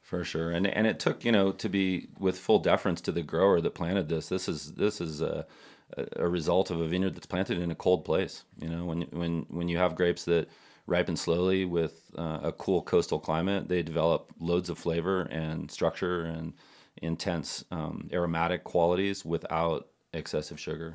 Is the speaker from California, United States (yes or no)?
yes; Napa, California, United States; we, we grew up together in Napa, um, in the eighties.